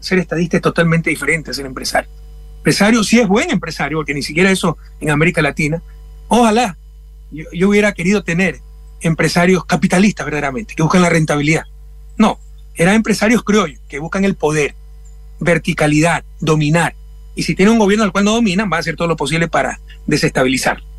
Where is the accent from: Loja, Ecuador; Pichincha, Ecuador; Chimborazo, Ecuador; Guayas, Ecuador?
Guayas, Ecuador; Guayaquil; moved away; Mi ciudad natal, Guayaquil, está entre las 24 más violentas del mundo